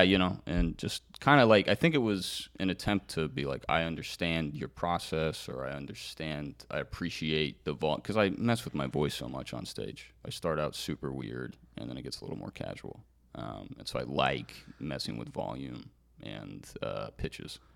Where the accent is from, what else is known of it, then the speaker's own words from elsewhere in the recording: California, United States; moved away; my home state in California